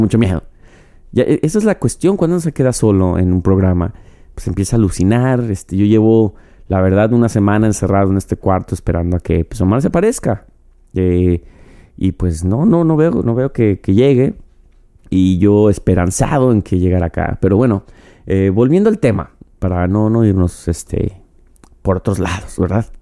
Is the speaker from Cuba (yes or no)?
no; Mexico; como mexicano, como yo